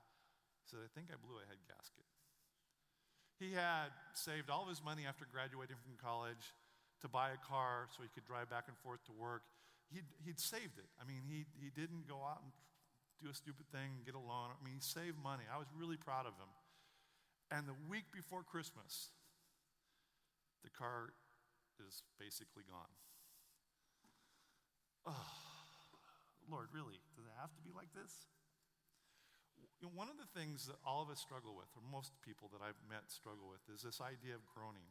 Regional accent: Western Oregon, United States; I grew up in Western Oregon.

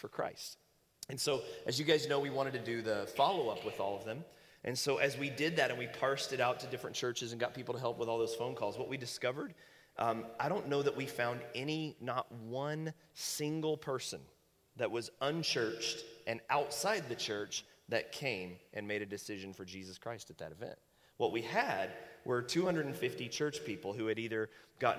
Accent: the Bible Belt, Southern United States, United States; now in Medford, United States; growing up in the Bible Belt

